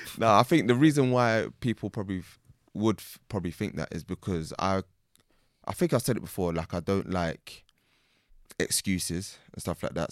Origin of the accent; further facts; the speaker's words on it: England, United Kingdom; I'm born here. I can't ever forget the fact that I'm born here